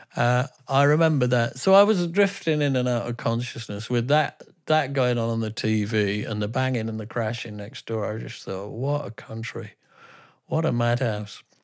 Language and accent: English; England, United Kingdom; I'm from England.